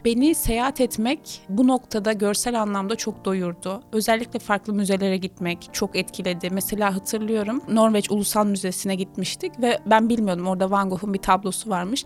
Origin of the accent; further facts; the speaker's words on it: Adana, Turkey; moved away; also born or lived in Kocaeli / Istanbul